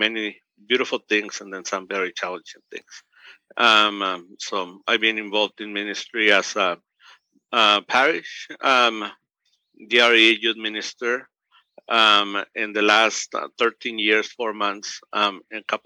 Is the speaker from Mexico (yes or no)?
yes; Mexico; now in United States; I'm from Mexico. I was born in Mexico, and I'm 1.5, which is I came to the United States before I was 15.